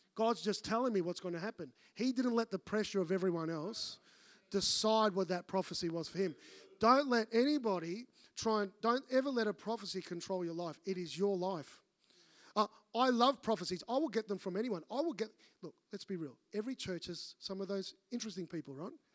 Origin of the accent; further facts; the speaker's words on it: Melbourne, Victoria, Australia; moved away; I'm from Melbourne